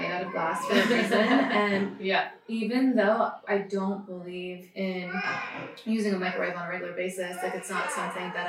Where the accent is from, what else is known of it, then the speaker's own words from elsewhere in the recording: East Coast, United States; now in California, United States; growing up on the East Coast